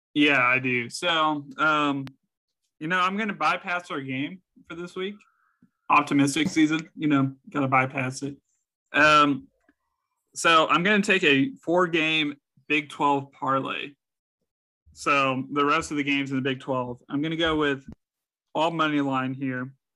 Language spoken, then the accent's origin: English; San Antonio, Texas, United States; born or raised there